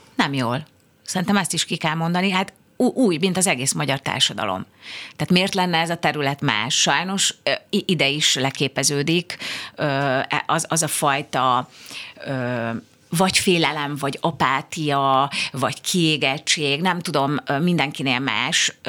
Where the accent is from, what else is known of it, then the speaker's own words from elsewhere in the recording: Budapest, Hungary; imádom Budapestet, mert itt születtem, itt nőttem föl